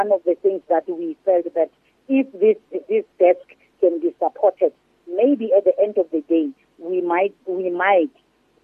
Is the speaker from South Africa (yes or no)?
yes; South Africa; together as South African, we can pray